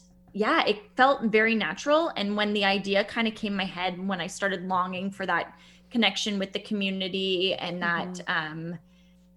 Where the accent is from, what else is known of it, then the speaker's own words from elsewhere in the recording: Bracebridge, Ontario, Canada; also born or lived in the city (birthplace); I grew up in Bracebridge in Muskoka. I grew up on Gibbs Road